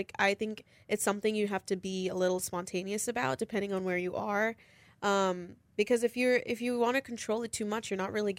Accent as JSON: {"language": "English", "country": "India", "tie": "born there", "said": "I was born in India, so I would go back every 3 years. But that's like, that's home, you know?"}